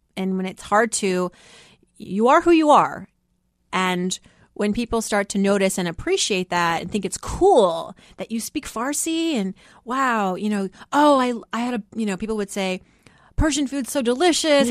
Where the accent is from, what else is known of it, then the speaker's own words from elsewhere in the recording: Worcester, Massachusetts, United States; English is a second language; moved away; also born or lived in Philadelphia; growing up in Worcester, Massachusetts, you know, most people were Irish Catholic.